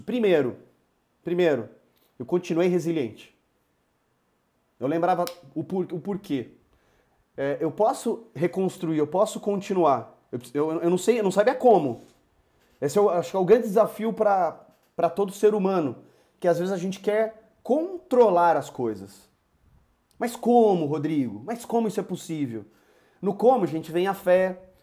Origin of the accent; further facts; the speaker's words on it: Campinas, São Paulo, Brazil; moved away as an adult; now in Ribeirão Preto, Brazil; sou de Campinas, hoje moro em Ribeirão Preto